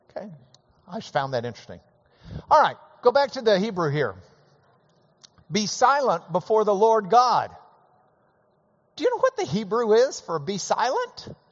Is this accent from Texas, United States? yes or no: yes; Lubbock, Texas, United States; growing up in Lubbock, we would root for Texas Tech every game day